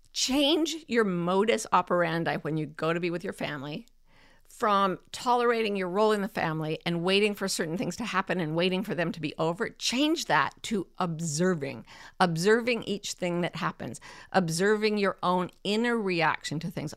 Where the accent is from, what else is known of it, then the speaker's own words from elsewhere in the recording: Utah, United States; moved away as an adult; I kind of fled back to my home state where it was, you know, routinely accepted that I would have a child with um, special needs. You know, God bless Utah for that.